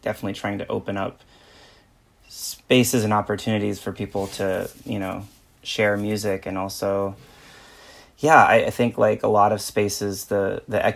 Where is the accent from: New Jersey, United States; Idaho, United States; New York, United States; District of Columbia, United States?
New York, United States; New York City; I'm from Brooklyn, New York.